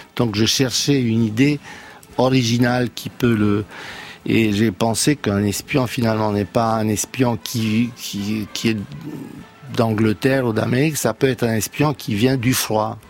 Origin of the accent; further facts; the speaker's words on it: Romania; now in France; je suis né dans la Roumanie communiste